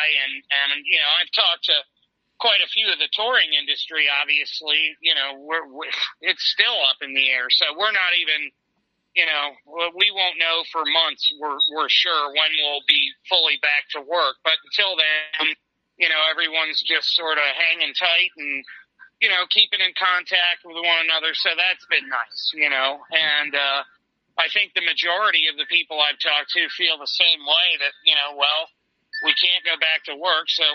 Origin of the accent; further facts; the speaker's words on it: Annapolis, Maryland, United States; also born or lived in Pittsburgh, Pennsylvania; when we moved away from Pittsburgh, we moved to Annapolis, Maryland